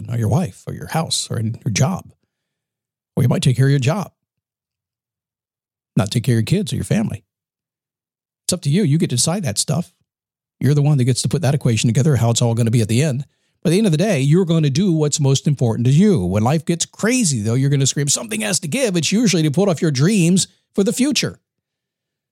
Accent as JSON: {"language": "English", "town": "Manassas", "region": "Virginia", "country": "United States", "tie": "born or raised there", "said": "I grew up in Manassas, Virginia, in the Washington, D.C. area."}